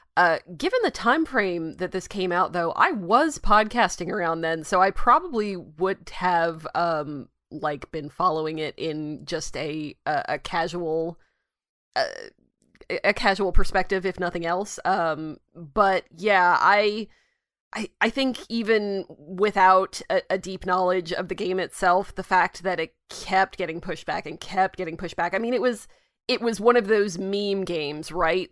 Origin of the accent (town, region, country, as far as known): United States